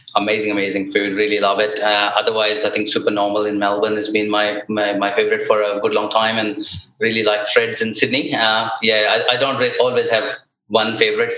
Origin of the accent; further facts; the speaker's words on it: India; when it comes to music and sports, I am very Indian